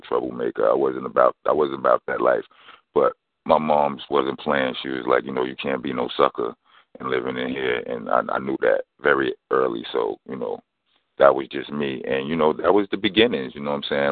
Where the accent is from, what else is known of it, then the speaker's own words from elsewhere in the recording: New York City, New York, United States; from Brownsville, Brooklyn. I mean, I was born in East New York, Brooklyn, but um, when I was two months old, my house was destroyed in a fire. Landed me in Brownsville by the time I was four months old